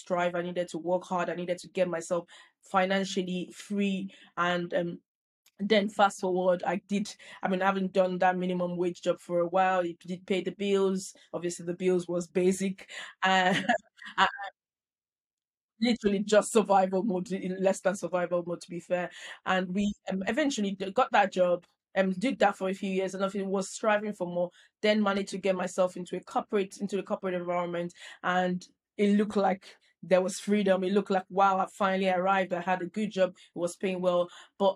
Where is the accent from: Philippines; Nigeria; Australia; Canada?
Nigeria; moved away as an adult; now in United Kingdom; I grew up in Nigeria